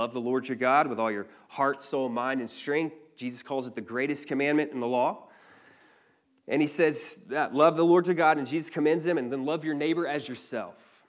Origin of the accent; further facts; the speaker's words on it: Cleveland, Georgia, United States; I don't know if you're familiar with the North Georgia terrain, but But growing up in Cleveland, there wasn't really much